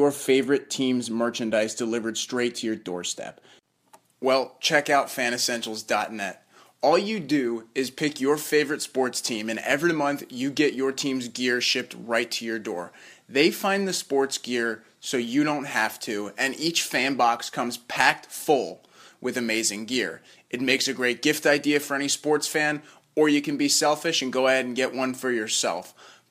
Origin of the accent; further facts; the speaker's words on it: Virginia, United States; also born or lived in Baltimore/D.C. area; now in New Jersey, United States; I grew up in Virginia, right. Baltimore, D.C., that whole area. Now I live in New Jersey